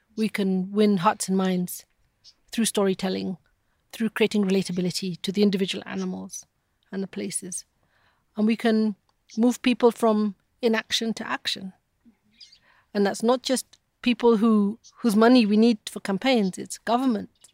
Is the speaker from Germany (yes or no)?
no; Nairobi, Kenya; born and raised here in Nairobi, just south of the city.